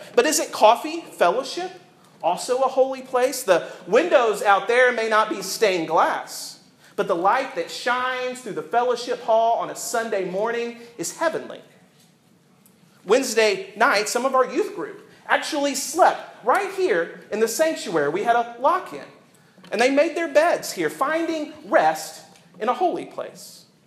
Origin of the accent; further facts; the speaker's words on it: the South, United States; I grew up in the South